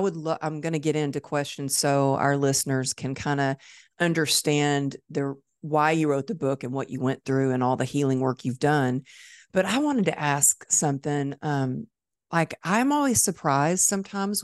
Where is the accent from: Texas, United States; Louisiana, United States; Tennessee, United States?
Texas, United States; Dallas; It's my hometown